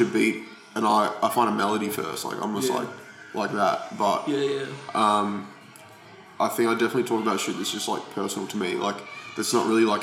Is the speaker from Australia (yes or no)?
yes; Australia; being Australian